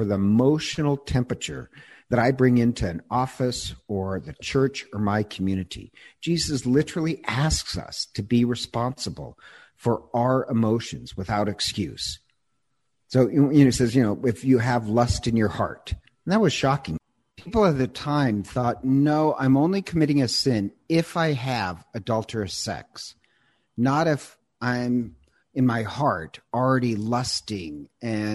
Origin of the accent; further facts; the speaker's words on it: United States; I'm such an American